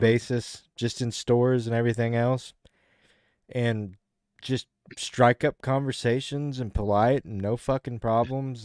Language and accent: English; the South, United States; as a Southerner